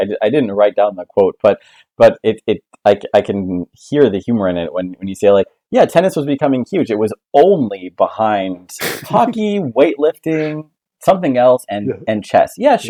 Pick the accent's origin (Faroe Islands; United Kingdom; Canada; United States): United States; Spokane, Washington; Spokane, which is my hometown, which I do not normally admit to people.